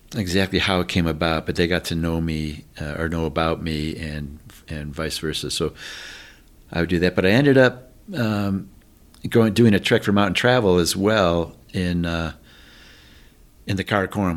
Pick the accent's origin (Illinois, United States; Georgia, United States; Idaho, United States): Illinois, United States; Chicago; I grew up in Chicago area